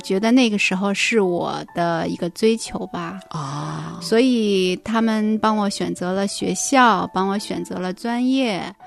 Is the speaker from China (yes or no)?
yes; Northeast China, China; moved away; 考回了，就是我们东北那边嗯。老家的一所大学来念书